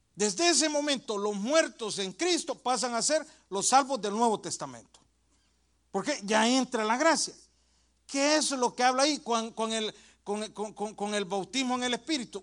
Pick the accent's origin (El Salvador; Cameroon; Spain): El Salvador; Yo soy del Salvador